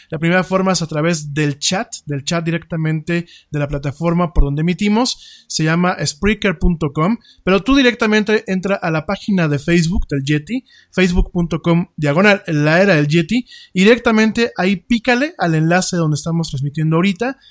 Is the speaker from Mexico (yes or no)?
yes; Mexico; yo estoy aquí en México, pues no me pueden deportar porque de aquí soy